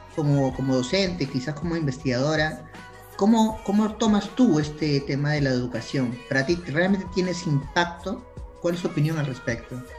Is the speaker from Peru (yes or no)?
yes; Peru; nosotros somos de Perú